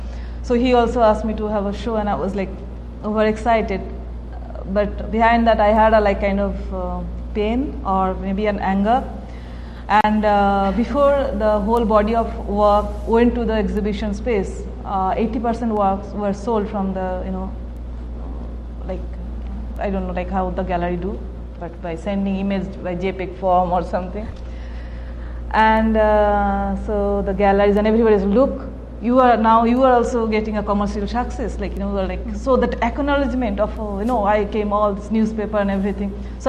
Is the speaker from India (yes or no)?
yes; India; being an Indian, I was, like, desperate to prove myself.